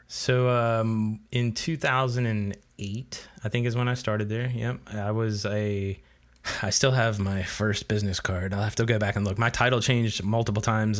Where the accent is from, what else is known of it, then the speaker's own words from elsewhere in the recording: Charlotte, North Carolina, United States; now in Florida, United States; I grew up in Charlotte.